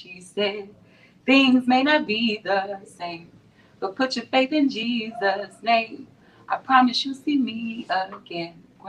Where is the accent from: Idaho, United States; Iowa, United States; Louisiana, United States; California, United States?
Louisiana, United States; Told y'all I'm from Louisiana.